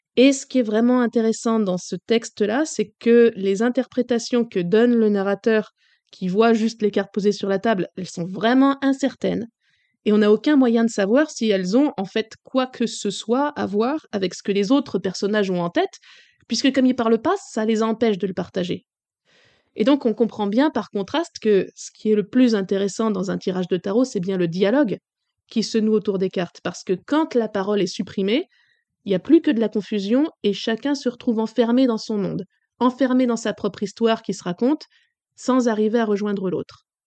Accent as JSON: {"language": "French", "country": "France", "said": "Chez nous en France"}